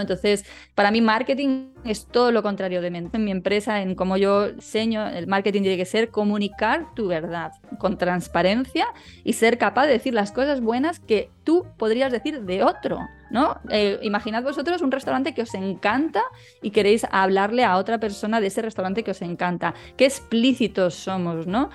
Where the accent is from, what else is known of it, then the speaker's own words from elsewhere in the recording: Madrid, Community of Madrid, Spain; moved away as an adult; now in Málaga, Spain; yo nací aquí, aunque me crié en Madrid